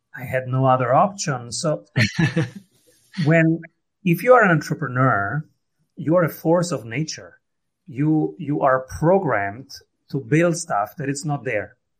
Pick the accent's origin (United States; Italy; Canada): Italy; Rome, Lazio; I am from Rome